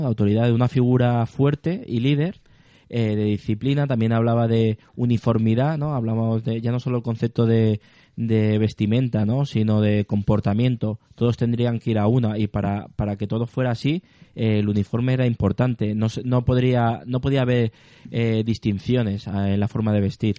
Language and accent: Spanish; Spain; el sentimiento de español cuando salimos de España